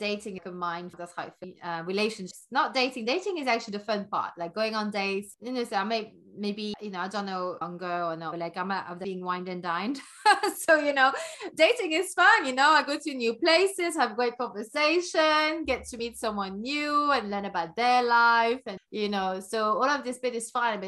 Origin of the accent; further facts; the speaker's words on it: Belgium; moved away as an adult; also born or lived in London; I grew up in Belgium, but I'm not from there. My mom is Danish, my dad's from Algeria.